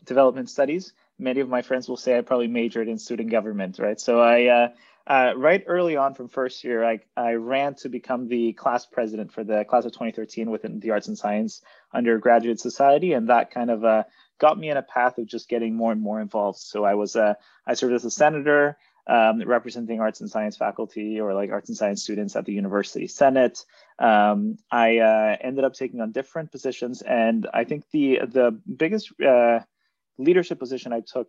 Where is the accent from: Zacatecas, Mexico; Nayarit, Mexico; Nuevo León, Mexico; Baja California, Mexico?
Nuevo León, Mexico; Monterrey; moved away as an adult; now in Toronto, Canada; I grew up in Mexico, in Monterrey, Mexico, and moved to Canada in 2009 to attend Queen's